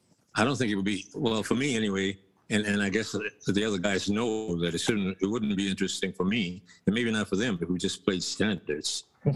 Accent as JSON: {"language": "English", "region": "Texas", "country": "United States", "tie": "born or raised there", "said": "when I was coming up, well, Texas is a real bluesy kind of place, so you can't miss it."}